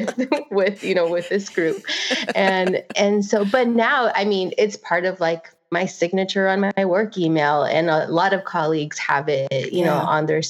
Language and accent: English; Santa Ana, California, United States; I was born and raised in Santana